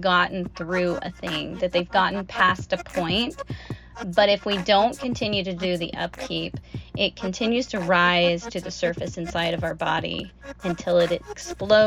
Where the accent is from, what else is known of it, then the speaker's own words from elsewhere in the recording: Kansas City, Missouri, United States; I am from Kansas City, Missouri, the heart of America